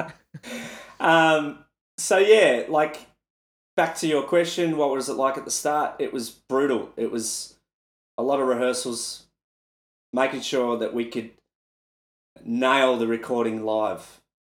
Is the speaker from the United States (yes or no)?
no; Melbourne, Victoria, Australia; in an arena in my hometown